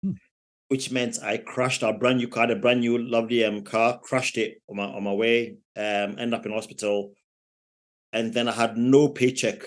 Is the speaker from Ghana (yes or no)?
yes; Ghana; moved away as an adult; also born or lived in London, United Kingdom / Plymouth, United Kingdom; now in United Kingdom; I was born in London, in the UK, which is about 4 hours from here. But my parents took me back to Africa, in Ghana, which is a little country in West Africa. Mm-hmm. So took me back to Ghana when I was 5 years old. And I lived my entire life